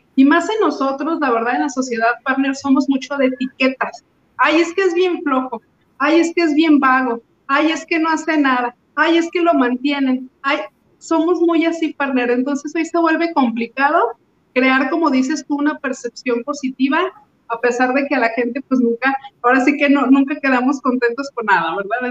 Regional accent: Mexico; esos somos los mexicanos

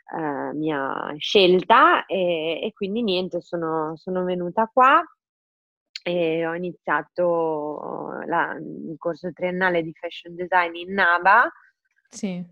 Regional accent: Forlì, Emilia-Romagna, Italy; moved away as an adult; now in Milan, Italy; sono mm, originaria di Forlì. Eh, quindi sono romagnola e anche se mm, ormai da 10 anni vivo, 10 anni tanto, vivo a Milano

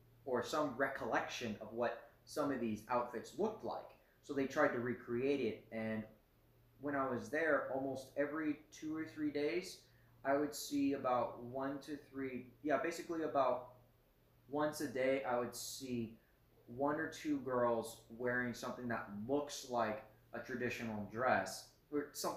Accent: United States; for me as an American, as a Westerner

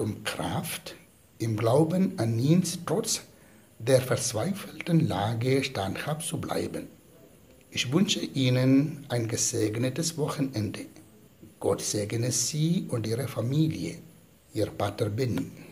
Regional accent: Kerala, India; now in Rheine, Germany; Im Moment bin ich in meinem Heimatland Kerala im Provinzial Oberhaus

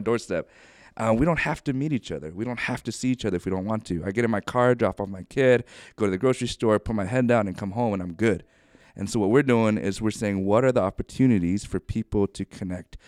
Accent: Ohio, United States; moved away as an adult; also born or lived in New York; now in Bothell, United States; I grew up in Ohio

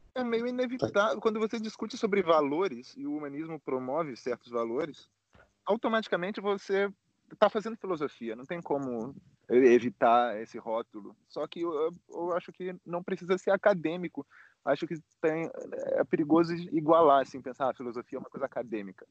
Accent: Rio de Janeiro, Brazil; now in Bucharest, Romania; eu sou do Rio, mas moro aqui em Bucareste, na Romênia

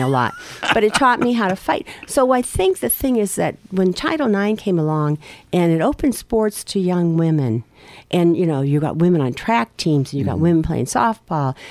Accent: Erie, Pennsylvania, United States; I grew up in Harbor Creek.

